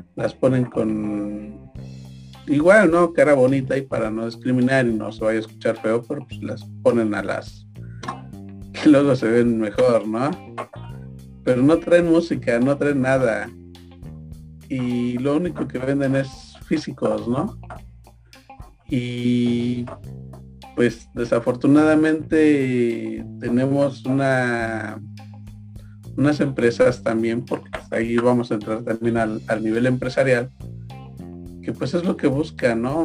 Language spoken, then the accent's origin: Spanish; Mexico; nosotros como mexicanos